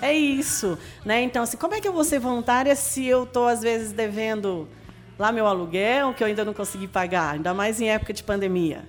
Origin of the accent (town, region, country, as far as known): Brasília, Federal District, Brazil; born or raised there; moved away as an adult; now in Anápolis, Brazil